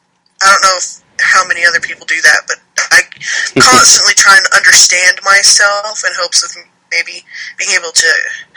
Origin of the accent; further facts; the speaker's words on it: Alabama, United States; also born or lived in Texas; Well, I was born in Texas, and my dad is a Marine, so he was used to traveling around a lot, being in service, so we moved around a lot, but I grew up mainly here in Alabama.